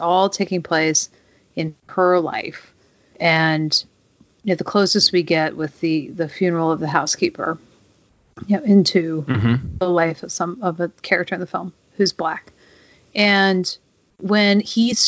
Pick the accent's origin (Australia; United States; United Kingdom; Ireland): United States; the South; growing up in the South